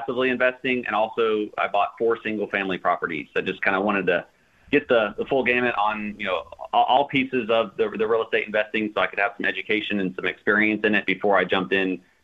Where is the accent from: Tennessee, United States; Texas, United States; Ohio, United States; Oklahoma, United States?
Texas, United States; Houston; moved away; I was originally from Houston, Texas, lived out in the Katy area